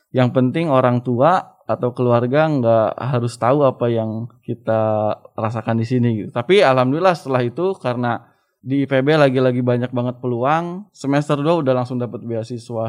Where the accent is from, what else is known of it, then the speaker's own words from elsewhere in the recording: Subang, West Java, Indonesia; moved away as an adult; also born or lived in Cianjur; orang kampung, eh, dari kampung kecil di Subang